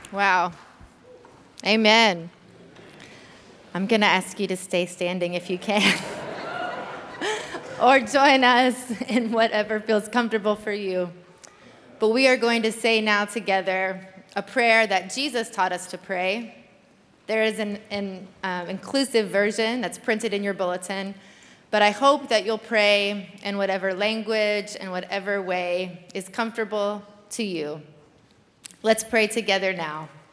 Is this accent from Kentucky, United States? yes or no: yes; Kentucky, United States; now in New York, United States; I'm from Kentucky